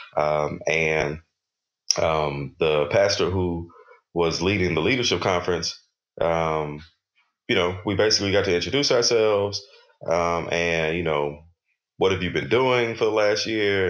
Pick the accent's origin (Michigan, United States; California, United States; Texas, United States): Texas, United States; I grew up in in Texas